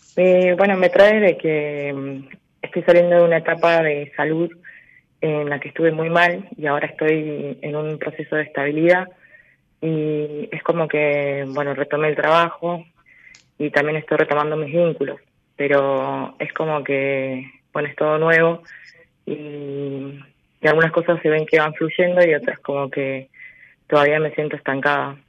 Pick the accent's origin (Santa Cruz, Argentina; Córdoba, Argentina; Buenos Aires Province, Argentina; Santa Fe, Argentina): Santa Cruz, Argentina; Río Gallegos; Soy de Río Gallegos, Santa Cruz.